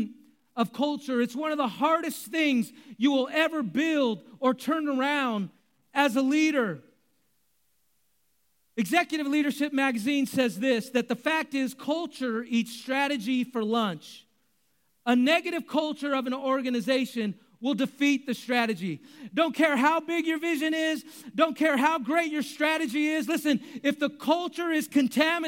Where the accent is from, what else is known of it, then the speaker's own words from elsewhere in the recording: Bay Area, California, United States; I grew up in the Bay Area